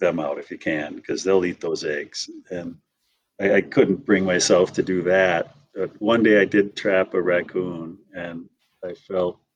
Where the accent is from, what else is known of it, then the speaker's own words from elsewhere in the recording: Wisconsin, United States; moved away; also born or lived in Missoula, Montana; I grew up in Wisconsin.